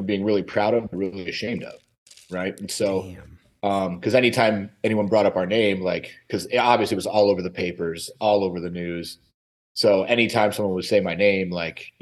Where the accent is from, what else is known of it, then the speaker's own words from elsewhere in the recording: Michigan, United States; moved away; Michigan originally.